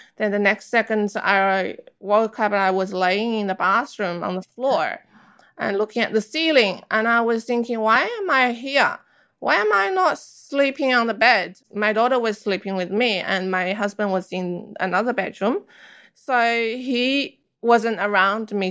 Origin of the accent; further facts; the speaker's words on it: China; moved away; I grew up in China